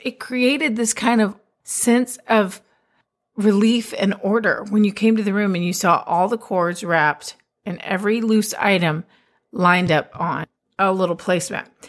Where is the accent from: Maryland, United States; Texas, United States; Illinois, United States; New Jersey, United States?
Texas, United States; I'm a Texan